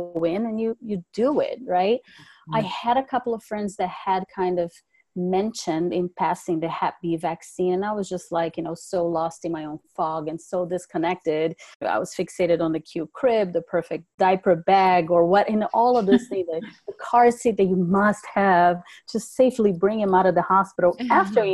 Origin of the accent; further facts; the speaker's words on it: Brazil; also born or lived in California; now in North Carolina, United States; I was raised overseas. I'm originally from Brazil